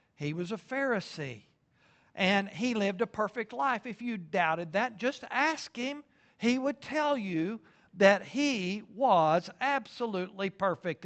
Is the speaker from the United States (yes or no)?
yes; Lubbock, Texas, United States; moved away as an adult; now in Oklahoma, United States; Originally, I'm from Lubbock, Texas